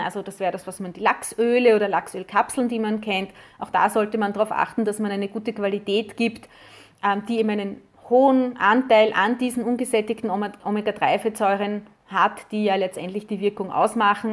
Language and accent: German; Austria; bei uns in Österreich